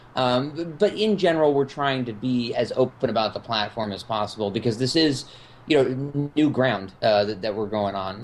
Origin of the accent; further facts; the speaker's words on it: California, United States; now in Chicago, United States; I grew up in California